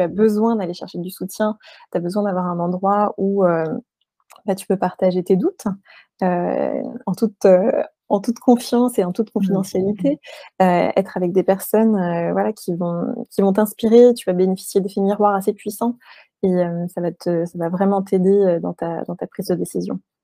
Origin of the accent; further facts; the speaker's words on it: France; also born or lived in New York, United States; On était françaises mais expatriées en même temps.